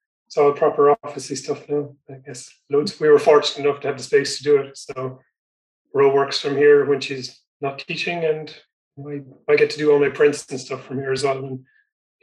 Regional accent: North Kerry, Munster, Ireland; I grew up in North Kerry

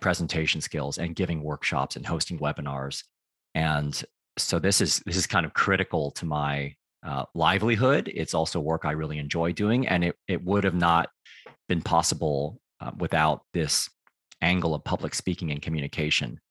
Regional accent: United States; also born or lived in Taiwan (ancestry); now in Beckenham, United Kingdom; I grew up in the United States

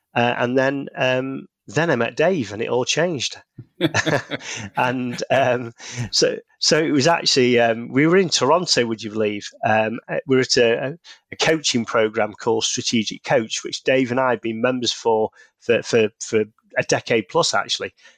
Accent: Manchester, North West England, United Kingdom; you can probably tell from the accent, based in the U K, in, uh, the, the north, uh, of England, in Manchester

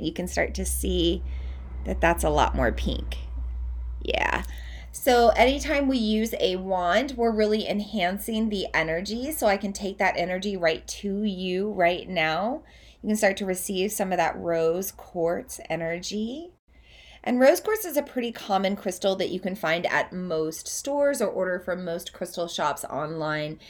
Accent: Oklahoma, United States; moved away as an adult; also born or lived in Southeast Iowa; now in Iowa, United States; I'm from Oklahoma. That's where I grew up. I now live in Southeast Iowa, but I spent the first eighteen years of my life in Oklahoma

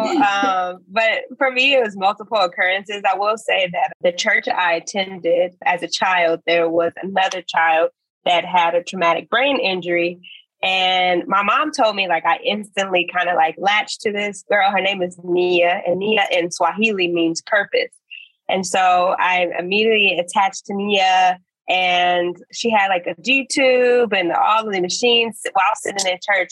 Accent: Chicago, Illinois, United States; moved away as an adult; also born or lived in Missouri / Galveston, Texas; now in Botswana; I'm born and raised, and I'm from Chicago and South Side to be exact

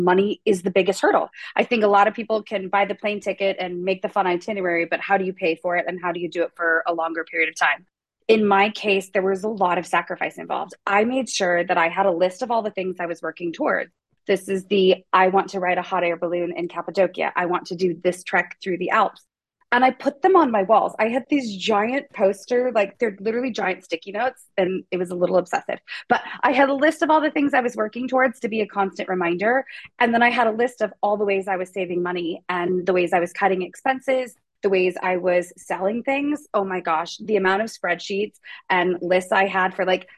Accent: Pacific Northwest, United States; moved away; I'm from the Pacific Northwest.

